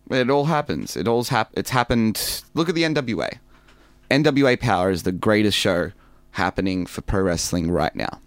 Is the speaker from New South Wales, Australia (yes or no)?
no; Melbourne, Victoria, Australia; I grew up in Melbourne